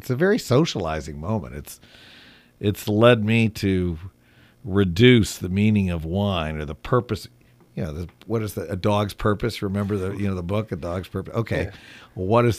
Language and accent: English; Grand Haven, Michigan, United States; I came back to work a summer job helping start a wine and cheese shop in my hometown, Grand Haven, Michigan, which was sort of even then a watering hole for people from Chicago and St. Louis.